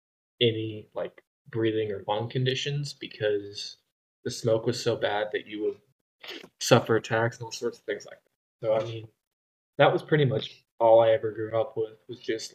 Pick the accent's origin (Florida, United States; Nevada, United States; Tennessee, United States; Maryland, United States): Nevada, United States; now in Spain; growing up in Nevada, we got a lot of smoke.